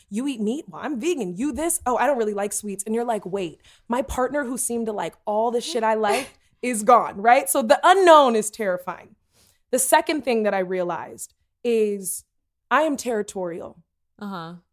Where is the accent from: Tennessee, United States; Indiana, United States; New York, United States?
Tennessee, United States; I'm from Tennessee, and I don't think you need to put that voice on there.